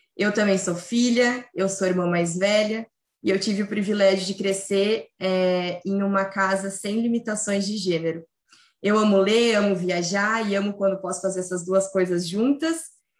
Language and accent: Portuguese; Rio Grande do Sul, Brazil; eu sou gaúcha